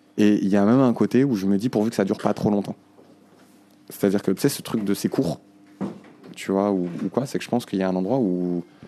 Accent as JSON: {"language": "French", "region": "Nouakchott", "country": "Mauritania", "tie": "born or raised there", "said": "je suis né euh, à Nouakchott, tu vois, à cet endroit-là, en 87"}